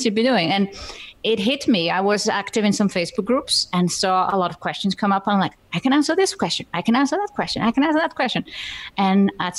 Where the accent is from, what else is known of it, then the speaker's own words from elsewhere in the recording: Iceland; English is a second language; also born or lived in Germany / United Kingdom; now in Switzerland; So I'm Icelandic, which actually seems to matter to my audience because I come from a small island with 350,000 inhabitants.